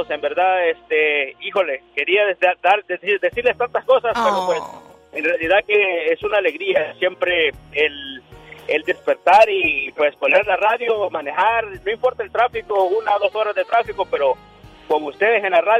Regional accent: Matamoros, Tamaulipas, Mexico; now in Brownsville, United States; yo soy de Matamoros, soy de la sección 16, pero ahorita andamos acá eh, trabajando aquí en Olmito.

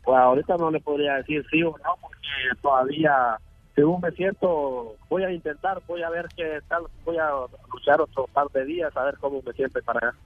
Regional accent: Ocotepeque, Honduras; moved away as an adult; de Honduras, eh, de Ocotepeque

